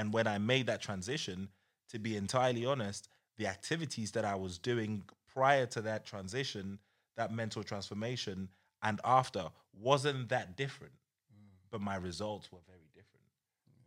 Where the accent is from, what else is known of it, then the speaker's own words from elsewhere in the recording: Croydon, London, United Kingdom; growing up in Croydon